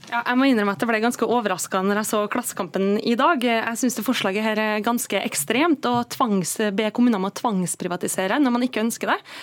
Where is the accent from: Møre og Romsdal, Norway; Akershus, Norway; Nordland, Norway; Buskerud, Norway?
Møre og Romsdal, Norway; Jeg kommer fra Møre og Romsdal